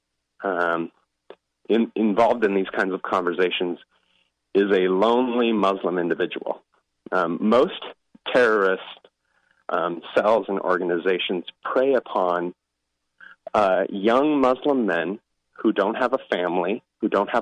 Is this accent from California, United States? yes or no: no; Seattle, Washington, United States; I'm actually from Seattle